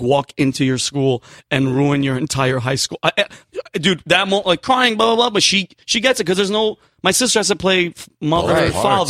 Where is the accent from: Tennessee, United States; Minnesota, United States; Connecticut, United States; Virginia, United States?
Connecticut, United States; New Britain; also born or lived in Yonkers, New York; I was from Yonkers, New York. Yeah. And then then grew up in New Britain, Connecticut.